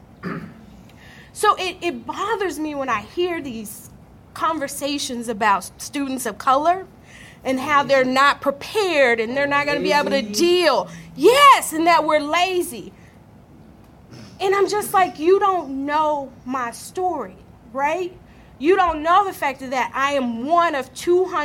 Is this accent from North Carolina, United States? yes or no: no; Arkansas, United States; I grew up in Arkansas